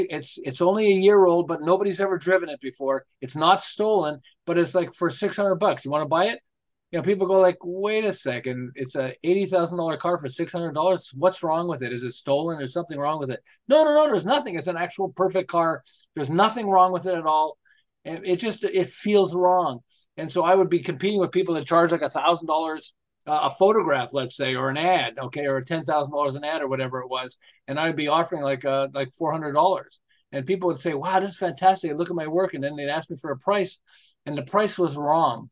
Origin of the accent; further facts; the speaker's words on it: Montreal, Quebec, Canada; moved away as an adult; now in Southern California, United States; I'm originally from Montreal, although I live in Southern California for about 35 years